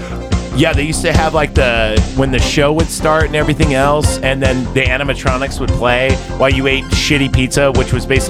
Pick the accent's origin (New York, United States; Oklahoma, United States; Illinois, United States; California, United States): California, United States; We're all from California.